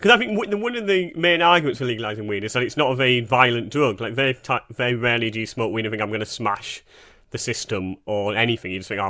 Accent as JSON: {"language": "English", "country": "Canada", "said": "This is a bit naughty, but I'm Canadian, so who gives a fuck?"}